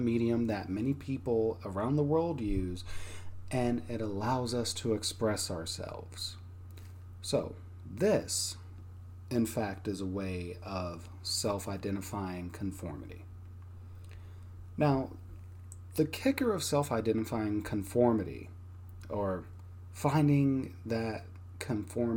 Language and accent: English; Texas, United States; my part of Texas was pretty rough